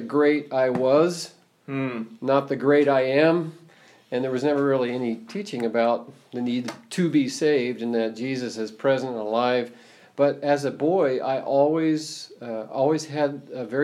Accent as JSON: {"language": "English", "region": "Florida", "country": "United States", "moved": "yes", "lives_now": "Pinckneyville, United States", "said": "I'm actually from Florida"}